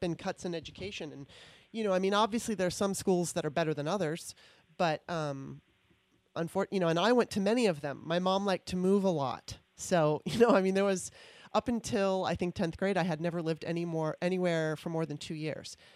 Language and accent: English; California, United States; moved away as an adult; also born or lived in Maryland; now in Washington, D.C., United States; I was from Maryland, moved out to California when I was nine in '77, and then moved back to the D.C. area um, in 2018